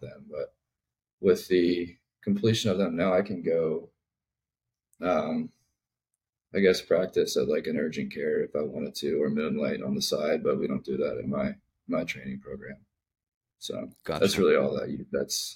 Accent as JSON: {"language": "English", "area": "north of Baltimore", "region": "Maryland", "country": "United States", "tie": "born or raised there", "said": "I grew up in Maryland, north of Baltimore."}